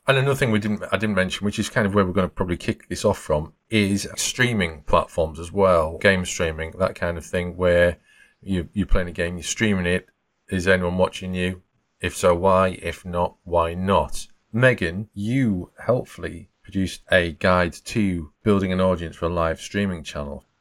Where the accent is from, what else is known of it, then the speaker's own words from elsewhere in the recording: the north of England, United Kingdom; accent: Northern England; my accent is Northern England